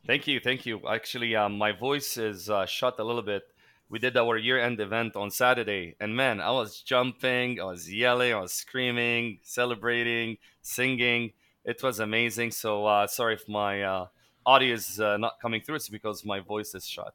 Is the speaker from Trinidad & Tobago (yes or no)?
no; Lebanon; moved away as an adult; now in Philippines; growing up in Lebanon, uh, I witnessed three wars by age twenty-one.